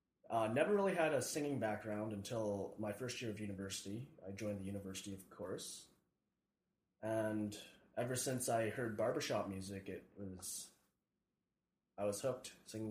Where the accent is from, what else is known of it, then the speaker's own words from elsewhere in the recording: Kinistino, Saskatchewan, Canada; also born or lived in Calgary, Alberta; now in Saskatoon, Canada; I'm originally from, I was born in Calgary, Alberta, and then I moved to Kynestino, Saskatchewan, small town, approximately when I was 6 years old. Grew up not a very musical community.